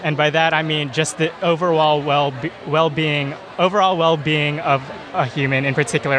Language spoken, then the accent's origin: English; Houston, Texas, United States; moved away; also born or lived in Austin, Texas / Berkeley, California; I'm from Texas. Houston in particular.